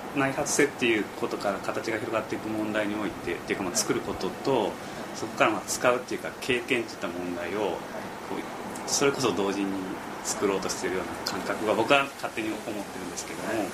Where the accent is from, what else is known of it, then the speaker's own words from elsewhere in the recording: Sakai, Osaka, Japan; 僕も堺出身